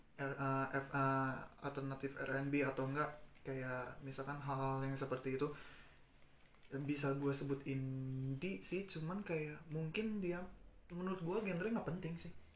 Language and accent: Indonesian; Padang, West Sumatra, Indonesia; gue kan dari Padang